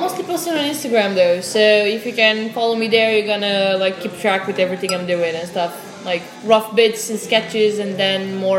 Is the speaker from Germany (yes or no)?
no; Romania; moved away; We had Romanian. I'm from Romania.